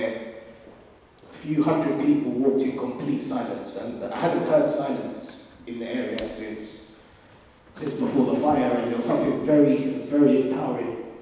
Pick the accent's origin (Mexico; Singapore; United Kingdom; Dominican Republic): United Kingdom; London; growing up in London